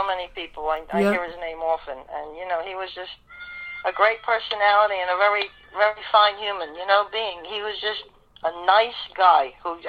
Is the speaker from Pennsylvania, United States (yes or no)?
yes; Philadelphia, Pennsylvania, United States; Yeah. You know, I grew up in South Philly, across the street from Billy Carlucci and Jerry Blevitt. That's exactly where I 28th and Mifflin in South Philly.